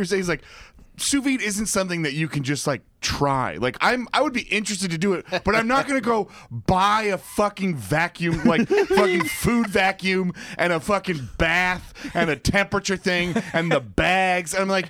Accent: Cornwall-on-Hudson, New York, United States; There's Cornwall and Hudson, New York.

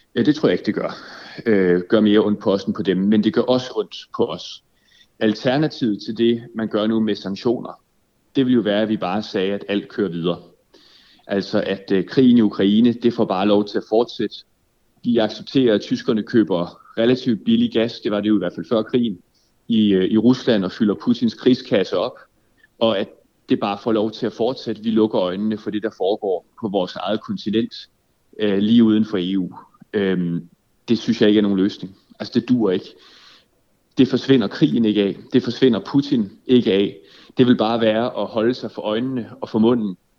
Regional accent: Denmark; som dansker

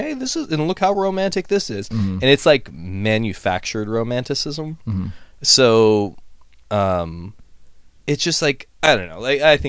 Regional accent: Ohio, United States; moved away; I grew up in Ohio

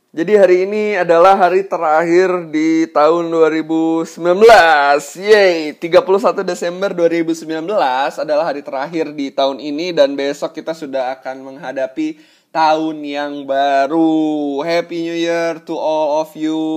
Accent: Bandung, West Java, Indonesia; yang memang dari kecil gue sudah ada di Bandung selama kurang lebih 22 tahun.

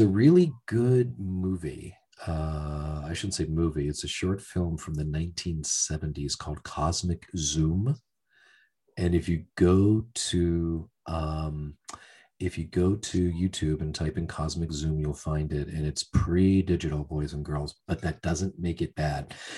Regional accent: Pennsylvania, United States; moved away as an adult; also born or lived in Florida; i grew up in a working class town uh, steel mill oriented town

